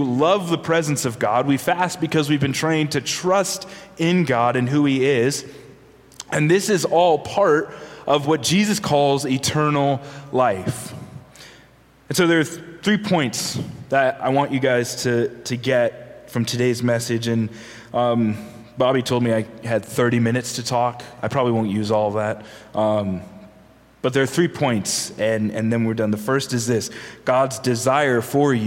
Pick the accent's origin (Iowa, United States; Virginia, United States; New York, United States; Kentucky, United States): Virginia, United States; I'm from Virginia